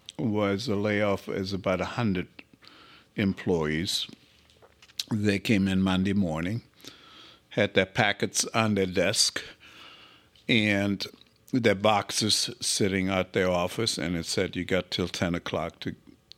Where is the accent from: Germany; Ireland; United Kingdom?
Germany; born there; moved away as an adult; Well, I was born in Germany. I finished my education. I was 20 when I came over.